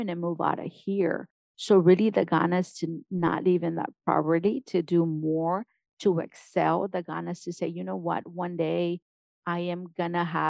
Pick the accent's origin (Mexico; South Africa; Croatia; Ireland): Mexico; born or raised there; first language Spanish; English is a second language; now in United States